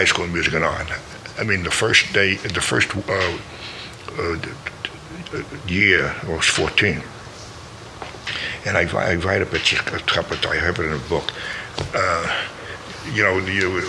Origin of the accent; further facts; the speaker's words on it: New York City, New York, United States; I'm from the Bronx